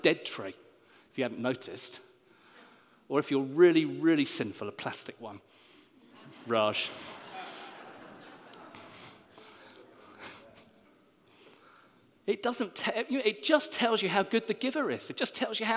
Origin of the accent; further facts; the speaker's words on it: Hastings, South East England, United Kingdom; Natalie and I grew up in Hastings